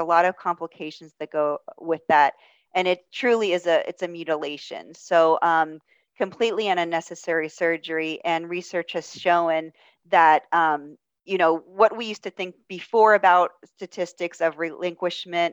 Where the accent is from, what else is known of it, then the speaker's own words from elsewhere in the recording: Pittsburgh, Pennsylvania, United States; I'm from Pittsburgh